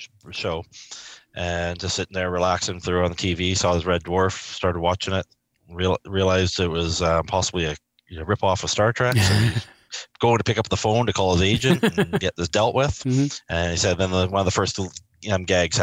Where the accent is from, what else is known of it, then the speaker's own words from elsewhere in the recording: Vancouver, British Columbia, Canada; I'm from Vancouver, or just outside of Vancouver in BC, Canada.